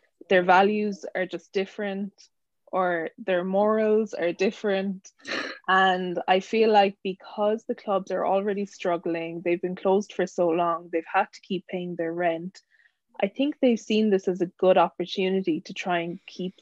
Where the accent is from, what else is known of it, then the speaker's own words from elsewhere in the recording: Ireland; moved away as an adult; now in United Kingdom; I'm originally from Ireland, but living in the UK for maybe a year and a half.